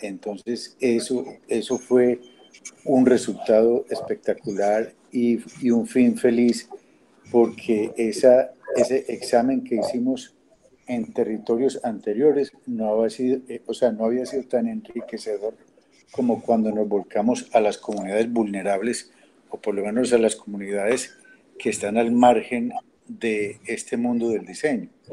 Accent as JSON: {"language": "Spanish", "town": "Manizales", "region": "Caldas", "country": "Colombia", "tie": "born or raised there", "also_born_or_lived": "Colombian coast", "moved": "as an adult", "said": "nací en Manizales y allá viví muchos años hasta que me fui del país a estudiar por fuera"}